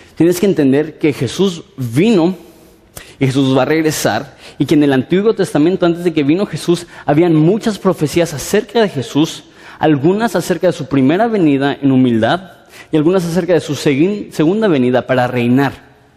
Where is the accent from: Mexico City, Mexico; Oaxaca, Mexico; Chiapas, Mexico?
Mexico City, Mexico; vengo de la Ciudad de México